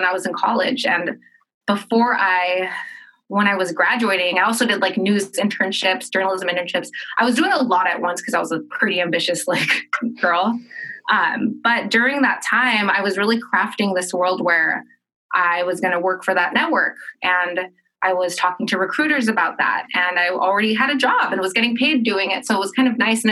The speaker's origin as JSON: {"language": "English", "town": "Los Angeles", "region": "California", "country": "United States", "tie": "born or raised there", "said": "I grew up in California, in Southern California, and my school was about, and I grew up in Los Angeles"}